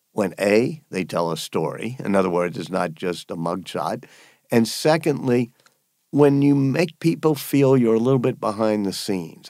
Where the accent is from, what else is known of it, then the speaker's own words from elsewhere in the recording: Louisiana, United States; moved away as an adult; When I was growing up in Louisiana